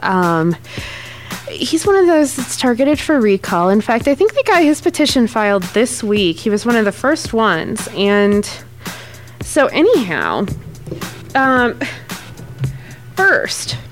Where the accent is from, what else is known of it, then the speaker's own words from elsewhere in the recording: Ohio, United States; now in Wyoming, United States; I'm from Ohio originally